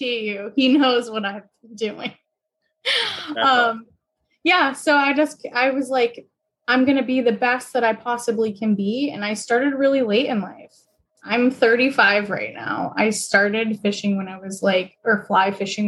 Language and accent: English; New Hampshire, United States; moved away as an adult; now in Boston, United States; I grew up in New Hampshire, went to school, college in New Hampshire, and I'm just a New England kid through and through.